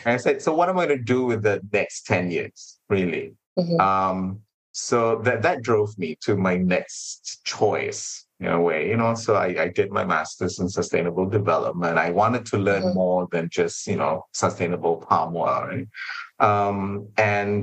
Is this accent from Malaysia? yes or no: yes; Malaysia; being Malaysian